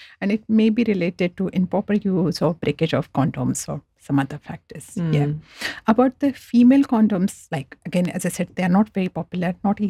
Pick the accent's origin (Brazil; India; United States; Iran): India; now in Australia; So when I came from India to Australia about 15 years back, I was very surprised that when I went to chemist that I need to get a script from doctor